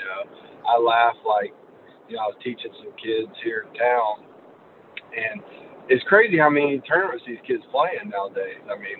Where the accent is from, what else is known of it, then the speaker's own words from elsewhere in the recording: Hilliard, Florida, United States; accent: Southern; I would say I grew up more in the Nassau County area.